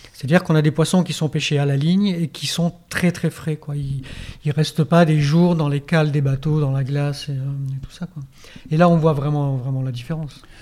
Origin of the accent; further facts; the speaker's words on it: Auvergne-Rhône-Alpes, France; now in Hendaye, France; je viens d'Auvergne, par exemple on a du boudin qui est vraiment du boudin